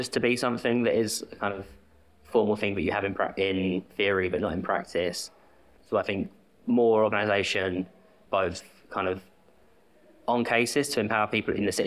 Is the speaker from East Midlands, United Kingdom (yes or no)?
no; London, United Kingdom; also born or lived in Bristol; I'm from South London, moved back